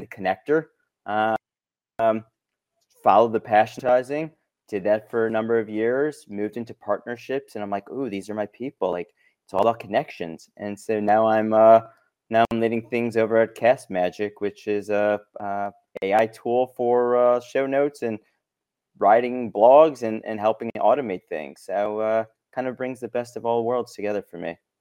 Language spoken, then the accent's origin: English; Chicago, Illinois, United States; moved away as an adult; now in Los Angeles, United States; born and raised in Chicago, came out to L A for college, never left